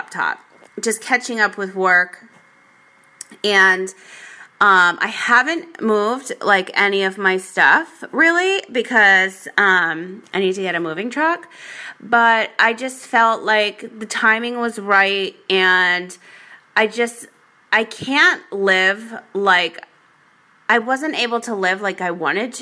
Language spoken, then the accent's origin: English; Rhode Island, United States; also born or lived in Las Vegas, Nevada; now in San Diego, United States; I grew up in Rhode Island.